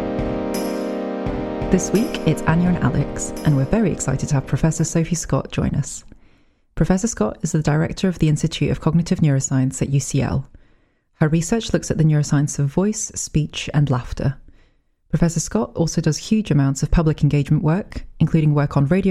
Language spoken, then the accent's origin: English; Lancaster, North West England, United Kingdom; now in London, United Kingdom; I grew up in Lancaster